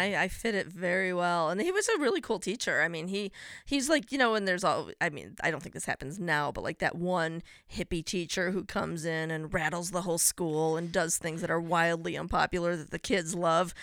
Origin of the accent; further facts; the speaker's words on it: a suburb of Chicago, Illinois, United States; I grew up in a suburb of Chicago.